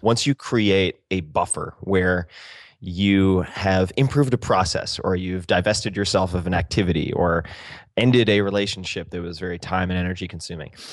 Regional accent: Eastern Long Island, New York, United States; I'm from Eastern Long Island

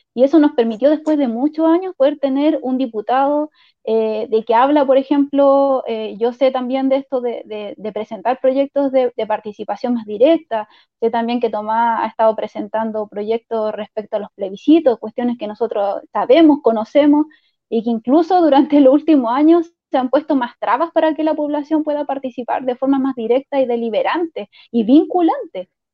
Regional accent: Peñalolén, Santiago Metropolitan Region, Chile; yo soy de Peñarolén

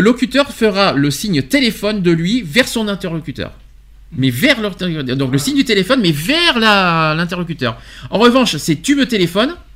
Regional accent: France; chez nous en France

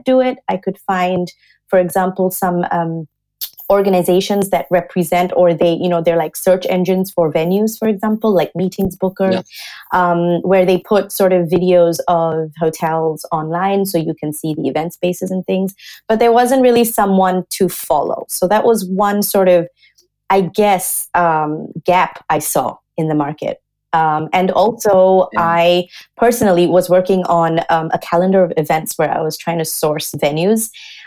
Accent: Singapore; also born or lived in Australia / London; now in Germany; I'm originally from Singapore

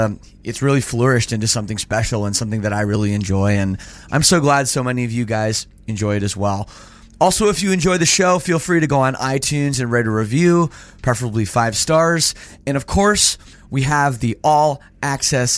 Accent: Toronto, Ontario, Canada; as a Canadian, born and raised in Toronto

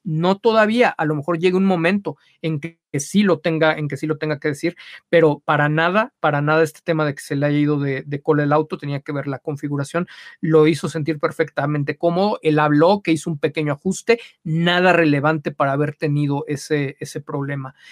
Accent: Mexico

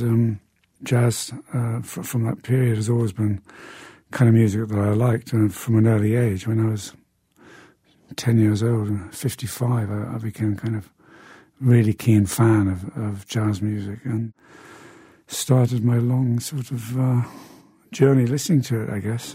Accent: Newcastle upon Tyne, North East England, United Kingdom; my hometown of Newcastle in the uh, north of England.

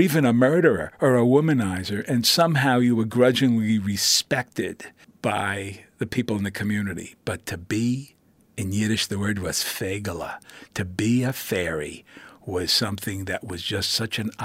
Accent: New York City, New York, United States; I was born in the Bronx, first generation

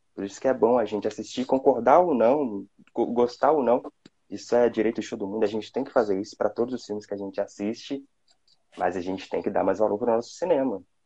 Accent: Belo Horizonte, Minas Gerais, Brazil; sou aqui de Minas, Belo Horizonte

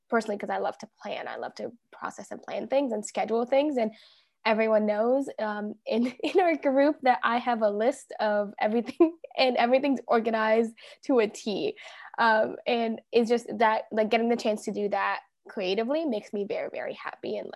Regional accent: Toronto, Ontario, Canada; also born or lived in Egypt / Dubai; clearly. Um, I'm 24. I turned 25 in just a few months, and I am from Toronto, Ontario, um, but originally from Egypt and was born in Dubai.

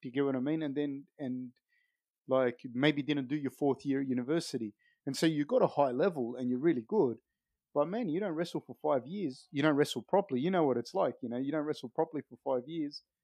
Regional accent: Sydney, New South Wales, Australia; where I grew up on the East Coast in Sydney.

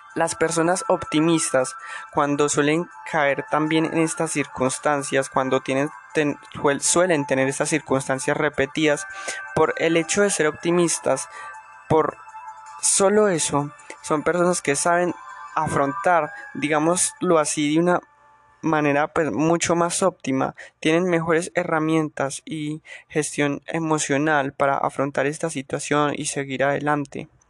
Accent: Colombia; soy de Colombia, soy colombiano

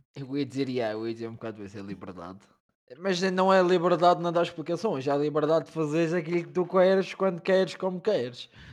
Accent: Madeira, Portugal; moved away as an adult; also born or lived in Porto; now in Lisbon, Portugal; saí da Madeira para estudar para o Porto

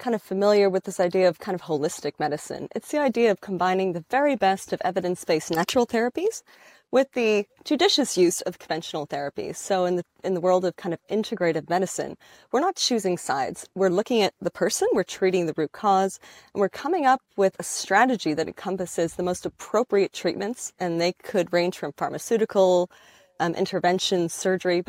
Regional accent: Bahamas; I grew up in the Bahamas

